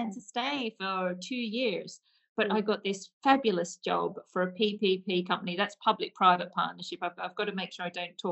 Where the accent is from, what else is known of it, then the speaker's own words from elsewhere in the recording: Hunter Valley, New South Wales, Australia; accent: Aussie; moved away as an adult; now in United Kingdom; So my Aussie accent has definitely not left me, I'm afraid. So I am from Hunter Valley in New South Wales in Australia.